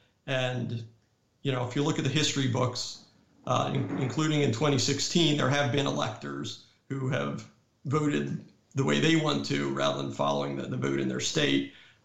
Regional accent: North Carolina, United States; But many states, like my home state of North Carolina, have state laws that basically tell electors, you have to vote the way the popular vote has gone.

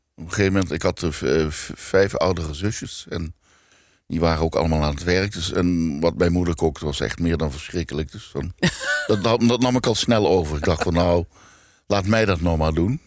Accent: Limburg, Netherlands; moved away; ik kom uit Limburg

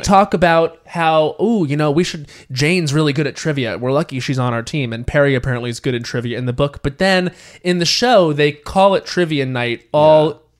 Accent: Australia; accent: Australian; my Australian accent always slips out when I'm in therapy.

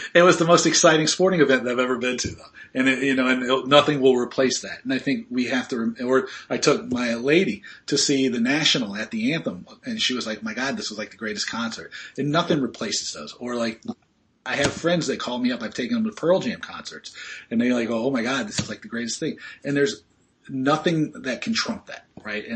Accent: Australia; I'm Australian

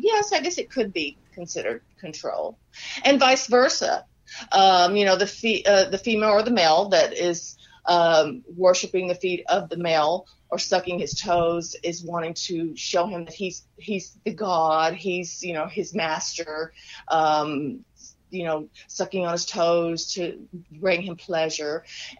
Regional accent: Texas, United States; accent: Texas; Yeah, that's my Texas accent coming out.

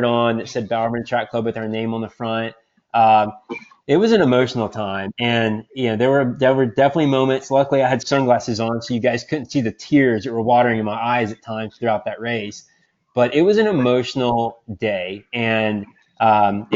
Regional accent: Atlanta, Georgia, United States; moved away as an adult; also born or lived in Austin, Texas; now in Portland, United States; I grew up in Atlanta. My entire family's in Atlanta

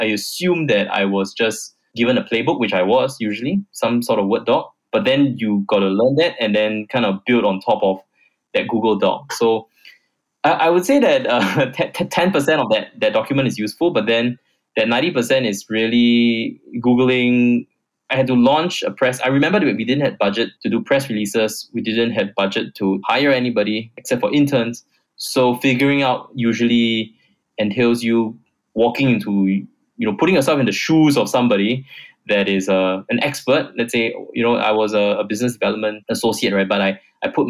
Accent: Singapore; I came back to Singapore, which is my home country

